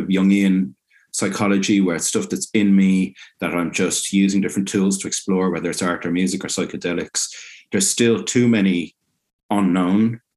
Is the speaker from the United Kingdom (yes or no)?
no; Ireland; growing up in Ireland